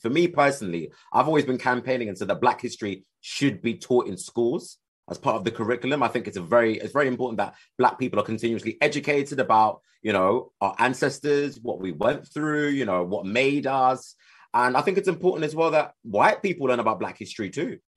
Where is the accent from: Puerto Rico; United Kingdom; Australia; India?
United Kingdom; accent: British